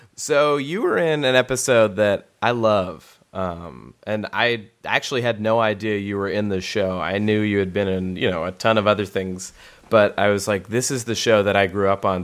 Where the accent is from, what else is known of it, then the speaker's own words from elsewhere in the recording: Los Angeles, California, United States; I grew up in North Hollywood